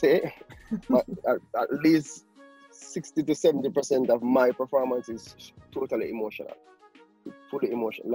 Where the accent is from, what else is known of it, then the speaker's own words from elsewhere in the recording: Kingston, Jamaica; most of my childhood days was spent on a military base in Kingston, Jamaica